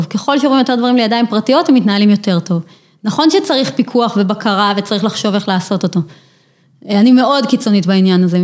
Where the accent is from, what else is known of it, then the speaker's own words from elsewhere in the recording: Ofra, West Bank, Palestine; כן, זהו, אני גדלתי בעופרה.